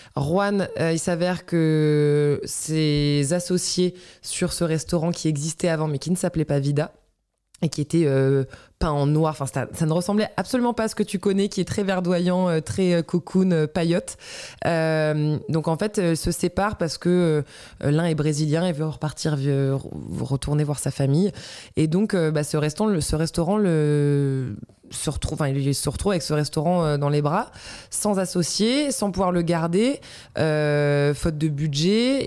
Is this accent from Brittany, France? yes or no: yes; Breton, Brittany, France; en tant que bretonne